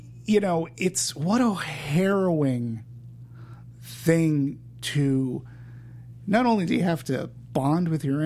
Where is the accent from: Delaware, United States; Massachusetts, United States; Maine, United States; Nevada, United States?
Massachusetts, United States; Peabody; in my neighborhood when I grew up in Peabody, Massachusetts